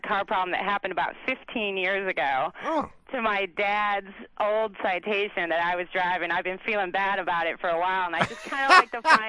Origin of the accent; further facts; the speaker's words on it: Chicago, Illinois, United States; I'm from Chicago.